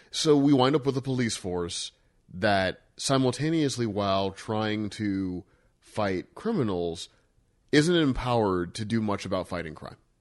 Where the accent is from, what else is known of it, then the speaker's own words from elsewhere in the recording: Missouri, United States; I grew up in Missouri